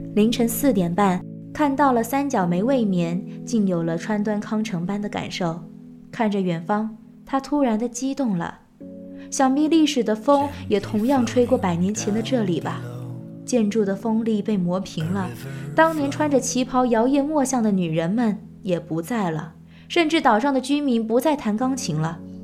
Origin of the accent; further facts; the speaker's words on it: Xiamen, Fujian, China; 走进我的家乡厦门